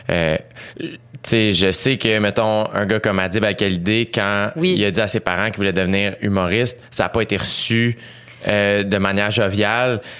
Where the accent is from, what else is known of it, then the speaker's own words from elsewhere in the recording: Quebec, Canada; Je suis canadienne, québécoise, évidemment, mais je suis aussi guatémaltèque.